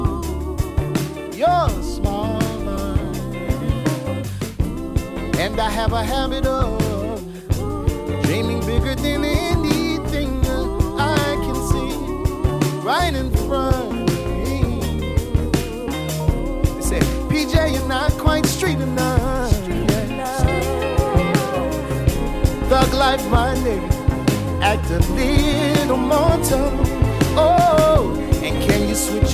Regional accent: New Orleans, Louisiana, United States; moved away as an adult; also born or lived in Los Angeles, California; I moved back to New Orleans, my hometown

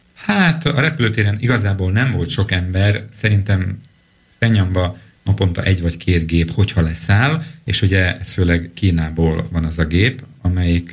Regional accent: Slovakia; egy kis szlovákiai magyarként

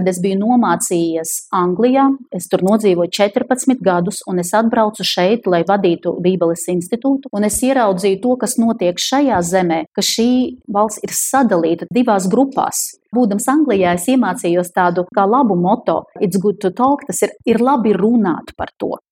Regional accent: Ukraine; also born or lived in Belarus; Un es esmu vispār ukrainis, bet piedzimis Baltkrievijā 65. gadā.

